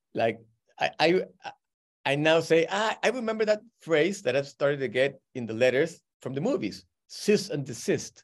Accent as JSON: {"language": "English", "country": "Peru", "moved": "yes", "said": "I'm from Peru"}